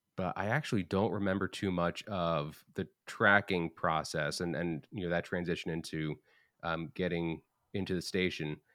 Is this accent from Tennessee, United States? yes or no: no; Long Island, New York, United States; moved away; also born or lived in New Hampshire; I'm originally from Long Island, but I was going to Hofstra after living in New Hampshire.